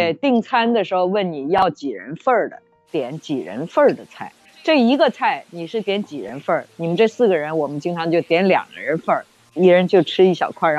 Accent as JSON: {"language": "Chinese", "country": "China", "said": "我们中国人吃的时候呢，就会把这个咖喱饭整个拌一下吃。"}